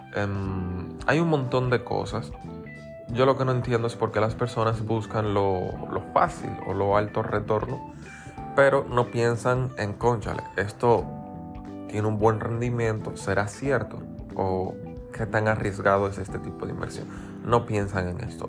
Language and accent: Spanish; Dominican Republic; aquí en República Dominicana